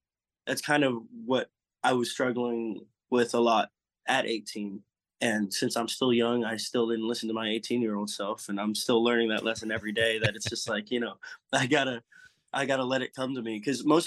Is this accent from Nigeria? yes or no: no; California, United States; also born or lived in Eugene, Oregon; now in Nashville, United States; I'm a Californian